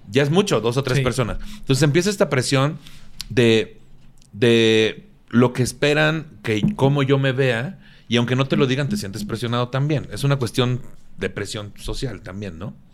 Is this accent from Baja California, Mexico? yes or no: no; Tampico, Tamaulipas, Mexico; moved away; Sí, allá, en mi tierra también. Allá, allá en Tampico